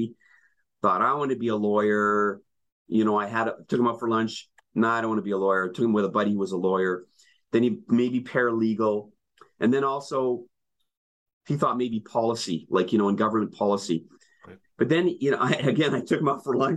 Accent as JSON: {"language": "English", "town": "Winnipeg", "region": "Manitoba", "country": "Canada", "tie": "born or raised there", "moved": "yes", "lives_now": "Ontario, Canada"}